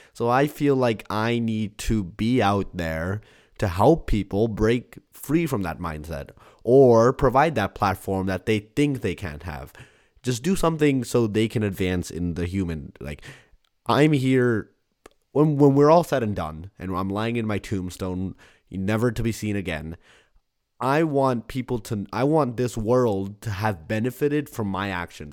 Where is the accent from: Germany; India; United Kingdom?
India; I'm Indian